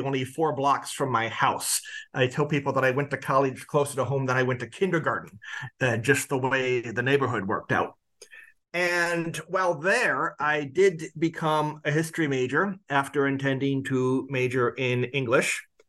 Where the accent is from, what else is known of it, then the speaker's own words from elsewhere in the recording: Quincy, Illinois, United States; I grew up in Quincy, Illinois